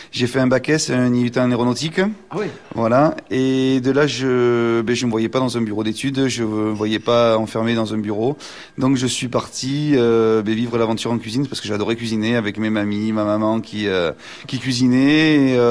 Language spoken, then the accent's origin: French; Nouvelle-Aquitaine, France; je viens du Béarn, moi, en fait. Moi, je suis un ah. Béarnais, je